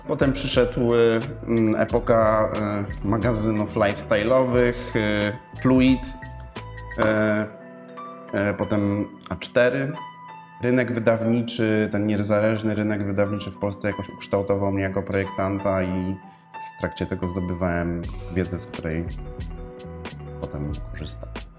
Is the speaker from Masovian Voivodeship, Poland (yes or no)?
yes; Warsaw, Masovian Voivodeship, Poland; urodziłem się w Warszawie, mieszkam na Żoliborzu z moją rodziną